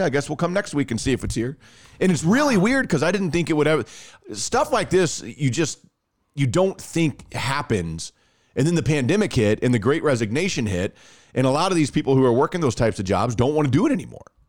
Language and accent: English; Texas, United States; accent: Texas (Irving, Arlington, or Garland area); my hotspot, like the most red in the state of Texas, it also says that I am most likely from Irving, Arlington, or Garland